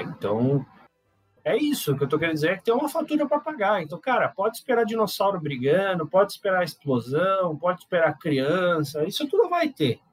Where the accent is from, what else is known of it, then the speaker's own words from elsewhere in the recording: São Paulo, Brazil; also born or lived in Manaus; sou de São Paulo, mas eu morei em Manaus.